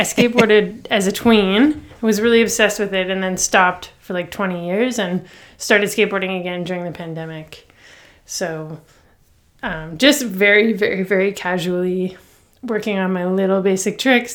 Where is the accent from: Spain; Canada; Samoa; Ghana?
Canada; Toronto, Ontario; I grew up, like, downtown Toronto